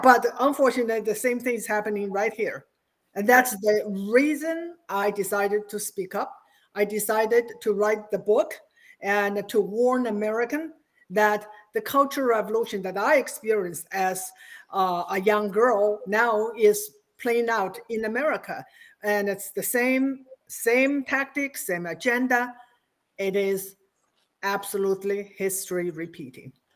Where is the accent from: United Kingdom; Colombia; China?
China; moved away as an adult; now in United States; I was born in Mao's China, and I spent my first 26 years there